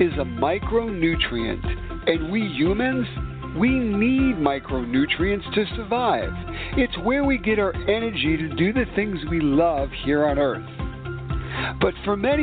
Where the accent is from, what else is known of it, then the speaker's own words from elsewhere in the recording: New York City, New York, United States; New York City, my hometown